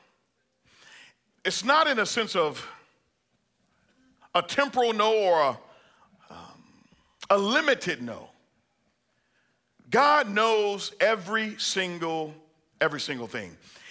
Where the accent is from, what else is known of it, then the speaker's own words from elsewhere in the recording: Bible Belt, Southern United States, United States; I'm from the Bible Belt